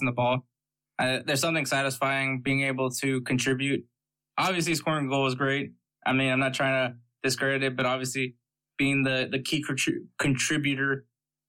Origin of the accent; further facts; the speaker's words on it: United States; I'm American.